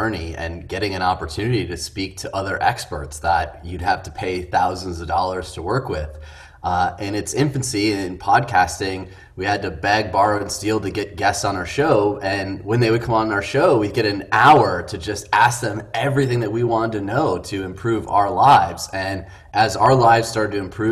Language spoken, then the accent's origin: English; Midwest, United States; we're two guys from the Midwest